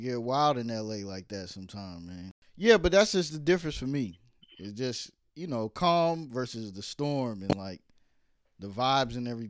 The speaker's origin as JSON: {"language": "English", "town": "Brooklyn", "region": "New York", "country": "United States", "tie": "born there", "said": "because I was born in Brooklyn, and Oakland seemed like Brooklyn."}